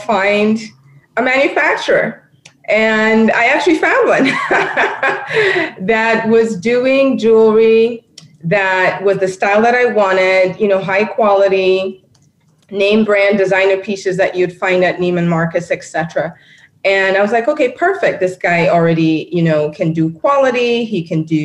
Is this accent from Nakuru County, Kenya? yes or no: no; Nairobi, Kenya; moved away; I'm born and raised in Nairobi, Kenya, and I love my continent.